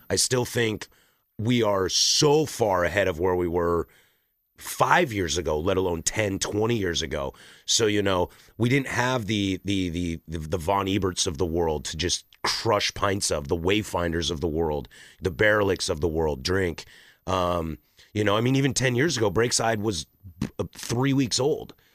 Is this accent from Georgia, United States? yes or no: no; Vancouver, Washington, United States; moved away as an adult; now in Portland, United States; I was born in the state of Washington, I was raised in the state of Washington